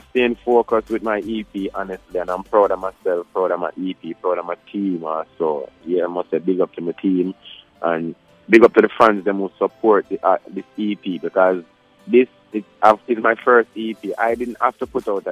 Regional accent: Saint Mary, Jamaica; now in Kingston, Jamaica; I'm from St.

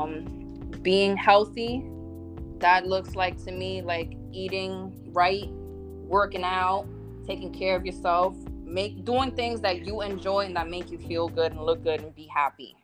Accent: New Jersey, United States; I am from New Jersey, or Jersey as we say out here

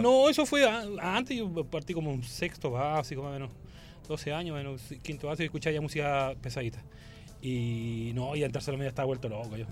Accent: Viña del Mar, Valparaíso, Chile; yo, soy de Viña

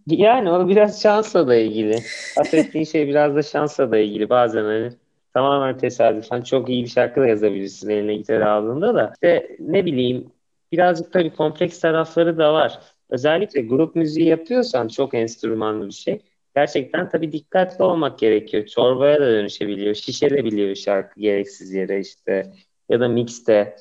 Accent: Ankara, Turkey; Hani benim bütün çocukluğum orada geçti.

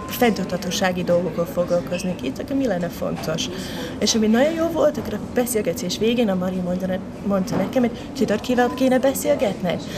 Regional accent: Scotland, United Kingdom; Hungarian is a second language; moved away as an adult; now in Hungary; Én Skót vagyok.

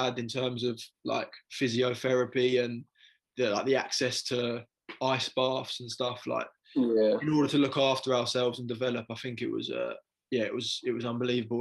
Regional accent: England, United Kingdom; we're English

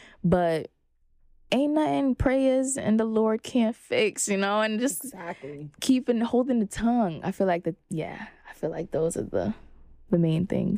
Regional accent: Brooklyn, New York, United States; Honestly, I have tough skin. I'm from Brooklyn, Flatbush specifically.

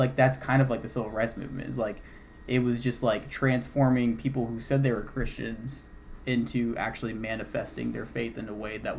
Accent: Flower Mound, Texas, United States; I grew up in Flower Mound.

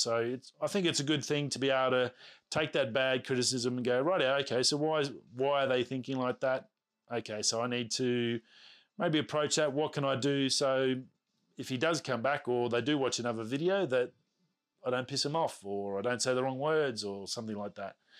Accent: Australia; accent: Australian; Being an Australian, our accents, from what I understand, are very hard to understand

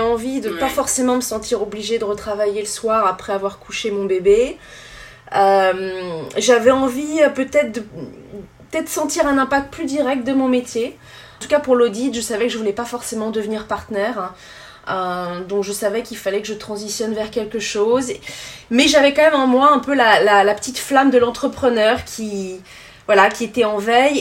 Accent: Yvelines, Île-de-France, France; moved away as an adult; also born or lived in Nantes / Switzerland / Brooklyn, New York; now in New York, United States; je suis originaire euh, de France, j'ai grandi euh, dans les Yvelines.

